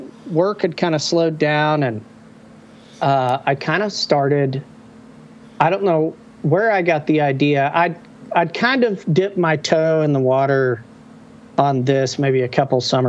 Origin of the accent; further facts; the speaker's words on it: Oklahoma, United States; I was born in 1976 in Ocartee, Oklahoma